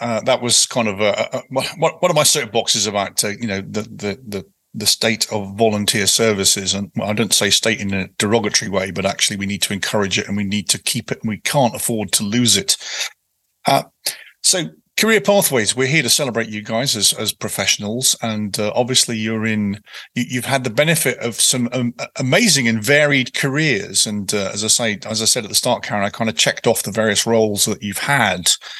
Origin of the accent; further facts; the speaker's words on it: United Kingdom; now in United States; even though I'm a Brit, I'm a product of Virginia